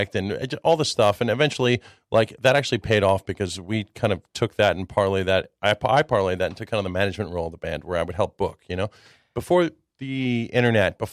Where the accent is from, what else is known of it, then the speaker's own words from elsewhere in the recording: Long Island, New York, United States; first language Czech; English is a second language; also born or lived in Williamsburg, Brooklyn; I was born in New York City in 1975, and then we were there until about 1980, and then my family suburbanized, and we spent the rest of our lives in Long Island before I eventually moved to Williamsburg about 10 years ago